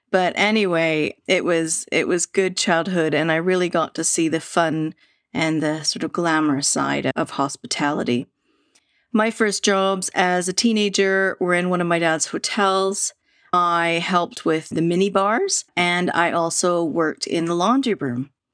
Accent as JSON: {"language": "English", "town": "Vancouver", "region": "British Columbia", "country": "Canada", "tie": "born or raised there", "said": "I grew up in Canada, Vancouver, Canada"}